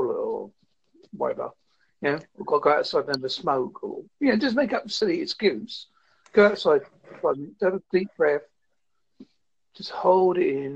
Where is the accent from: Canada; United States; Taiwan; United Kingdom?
United Kingdom; I'm from the UK.